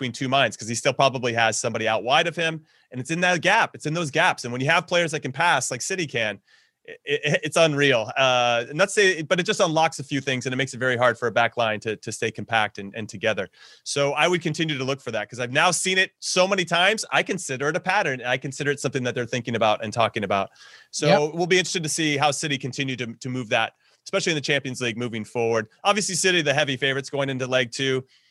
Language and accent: English; United States; as an American